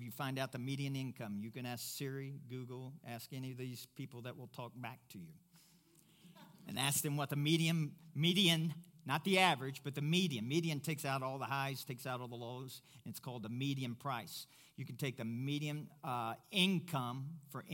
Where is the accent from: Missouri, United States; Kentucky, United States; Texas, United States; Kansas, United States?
Kentucky, United States; now in Pueblo, United States; I'm from Kentucky.